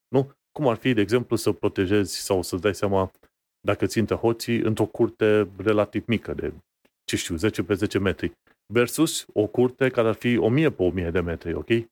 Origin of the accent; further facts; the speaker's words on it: Romania; noi ca români, care am trecut și prin perioada aia comunistă